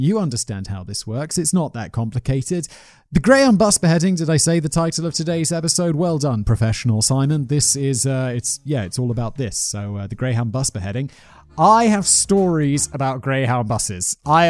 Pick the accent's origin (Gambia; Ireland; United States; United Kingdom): United Kingdom; Callum's also British. I am British.